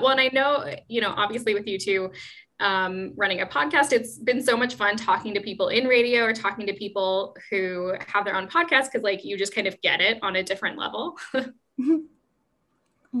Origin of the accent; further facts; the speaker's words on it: Seattle, Washington, United States; moved away as an adult; now in Amsterdam, Netherlands; i've only ever lived in seattle before i moved to mm-hmm. amsterdam